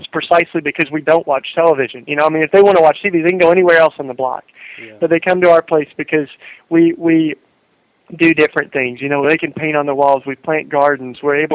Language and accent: English; East Tennessee, United States; moved away; I grew up in East Tennessee in the South here